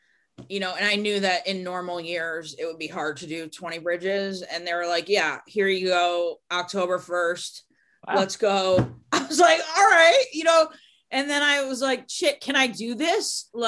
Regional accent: New York City, New York, United States; born there; Manhattan was epic because I was born in New York City and I really wanted to do that swim for like my mom and my dad and my grandparents.

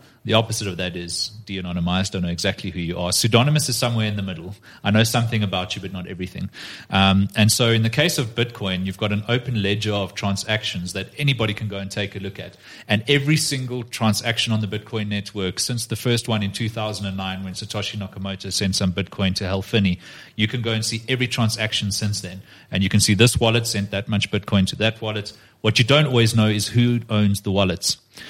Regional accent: South Africa; I can't go, as a South African law enforcement officer and get a South American bank to show me their ledger

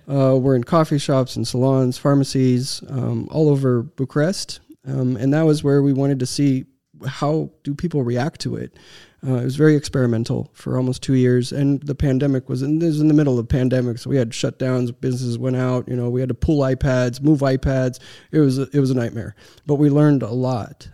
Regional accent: Texas, United States; born or raised there; moved away as an adult; also born or lived in Romania / Seattle

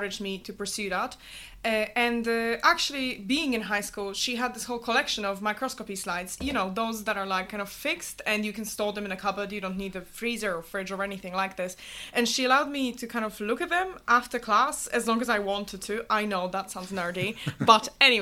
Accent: Poland; moved away as an adult; also born or lived in Glasgow, Scotland / Melbourne, Australia; now in Oxford, United Kingdom; I grew up and lived in Poland until I was 18, and I wanted to study abroad

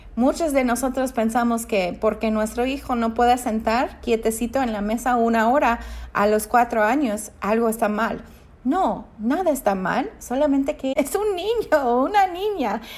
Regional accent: United States; yo soy americana

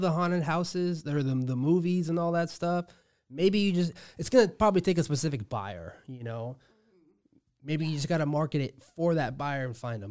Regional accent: Omaha, Nebraska, United States; I'm from Omaha, Nebraska.

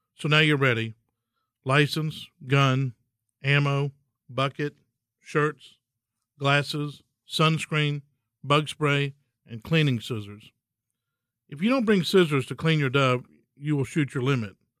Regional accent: Texas, United States; In Texas, hunting is being a Texan. We come from a long line of hardy forefathers who worked the land and lived off of it

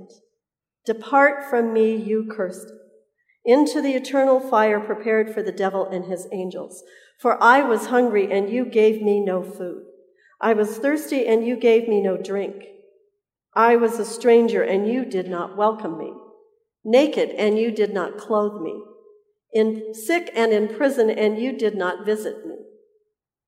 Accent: Colorado, United States; now in Southern California, United States; I tell people I live in Southern California, but I am from Colorado

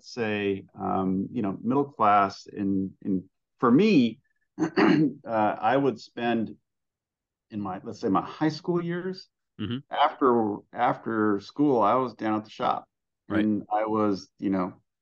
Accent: San Bernardino, California, United States; I grew up in San Bernardino, in the Inland Empire in Southern California. I am from a very ethnic Greek family. Both my parents are immigrants from Greece

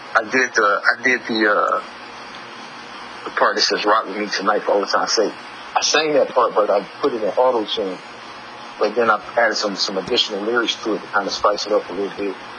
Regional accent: Tuscaloosa, Alabama, United States; also born or lived in Detroit; I came to Tuscaloosa, my hometown.

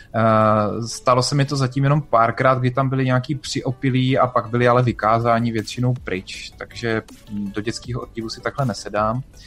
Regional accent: Brno, South Moravian Region, Czechia; já jsem z Brna

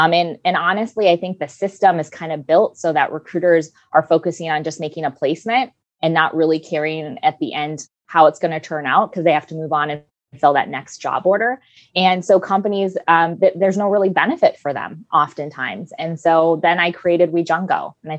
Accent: Minnesota, United States; now in San Diego, United States; I grew up in Minnesota. And I lost my accent years ago, but I'm from Minnesota. I moved to San Diego 14 years ago, and I love it here.

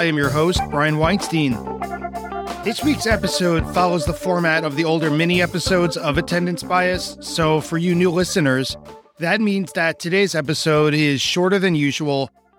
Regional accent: New York, United States; also born or lived in Long Island; I'm from New York

